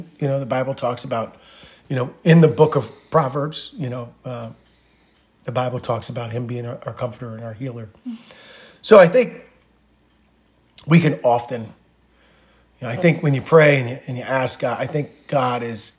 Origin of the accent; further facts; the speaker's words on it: Norristown, Pennsylvania, United States; we're from Narstown